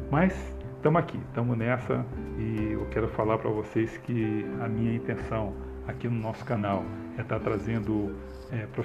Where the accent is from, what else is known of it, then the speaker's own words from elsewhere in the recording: Rio de Janeiro, Brazil; Como eu falei, eu sou do Rio de Janeiro mas a minha, a minha infância foi muito, muito pobre, né?